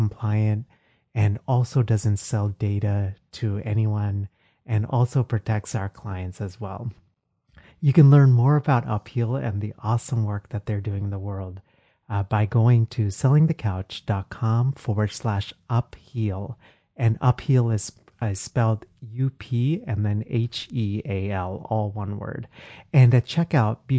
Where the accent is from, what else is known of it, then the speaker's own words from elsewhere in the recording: Texas, United States; moved away; Texas, my home state.